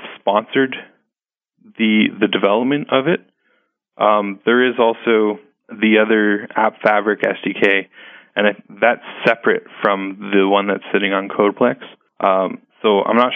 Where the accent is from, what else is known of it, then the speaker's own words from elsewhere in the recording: Canada; I'm Canadian, and one of our local evangelists here